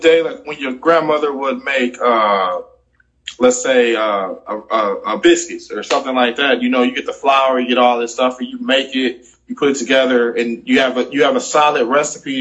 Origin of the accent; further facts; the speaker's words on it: Milwaukee, Wisconsin, United States; moved away as an adult; now in Houston, United States; I am originally from Milwaukee, Wisconsin.